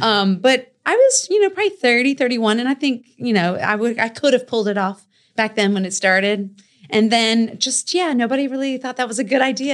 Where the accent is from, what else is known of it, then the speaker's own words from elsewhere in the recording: Raleigh, North Carolina, United States; I grew up, you know, in Five Points